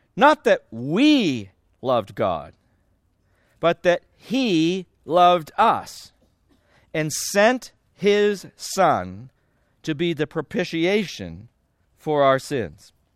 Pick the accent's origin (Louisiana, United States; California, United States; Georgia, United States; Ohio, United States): California, United States; I grew up in California